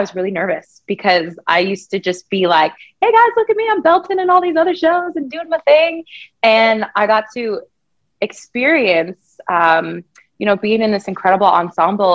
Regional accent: Thornton, Colorado, United States; I grew up in Thornton, Colorado, which is a predominantly white state

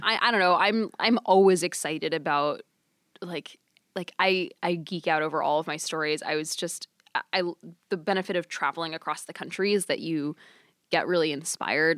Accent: Texas, United States; I grew up in Texas

